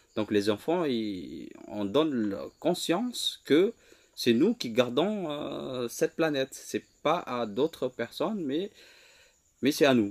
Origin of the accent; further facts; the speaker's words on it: Lombok, West Nusa Tenggara, Indonesia; French is a second language; moved away as an adult; also born or lived in Java; Je suis rentré sur ma terre natale en 2021